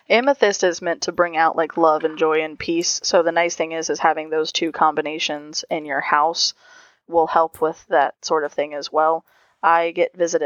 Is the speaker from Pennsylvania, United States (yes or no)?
no; Ohio, United States; I'm from Ohio